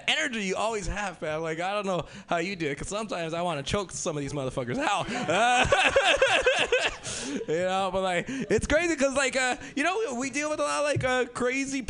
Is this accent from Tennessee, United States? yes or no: no; Los Angeles, California, United States; I'm originally from South Central L.A.